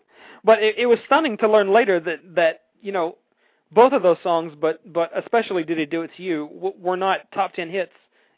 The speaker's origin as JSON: {"language": "English", "town": "Amarillo", "region": "Texas", "country": "United States", "tie": "born or raised there", "said": "I grew up in the Amarillo area"}